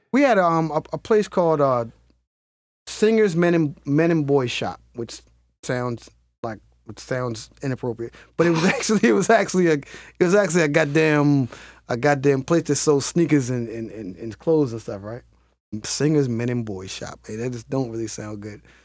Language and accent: English; Baltimore, Maryland, United States; the Cherry Hill community in Baltimore City